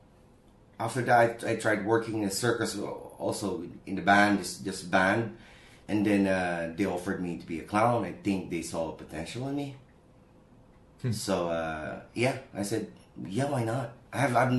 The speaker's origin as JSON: {"language": "English", "region": "Calabarzon", "country": "Philippines", "moved": "yes", "lives_now": "Zhuhai, China", "said": "I'm from Cavite, Philippines. It's about 45 minutes away from Manila with no traffic."}